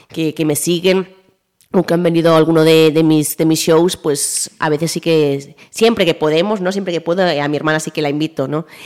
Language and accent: Spanish; Vigo, Galicia, Spain; Somos de aquí, de Vigo.